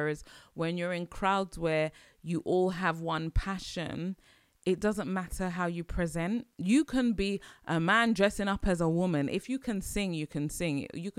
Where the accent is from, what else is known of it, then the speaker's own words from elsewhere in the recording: Nigeria; and I'll say this, especially like being Nigerian